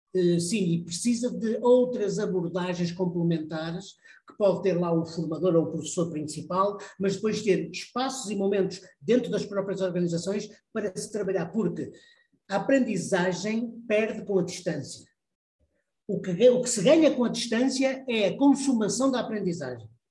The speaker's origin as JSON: {"language": "Portuguese", "town": "Porto", "region": "Norte", "country": "Portugal", "said": "Eu vim para Portugal, para o Porto, sou, sou do Porto"}